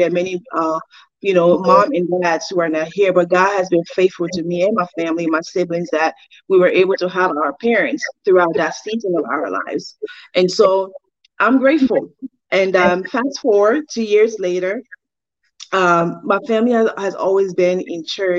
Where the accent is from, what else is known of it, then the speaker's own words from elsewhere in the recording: Liberia; now in United States; So I was born and raised in Liberia, by my mom and dad. I grew up in Liberia